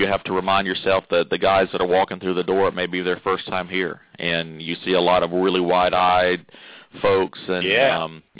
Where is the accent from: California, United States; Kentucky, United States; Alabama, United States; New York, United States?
Alabama, United States; Florence; also born or lived in Mississippi; I grew up in Alabama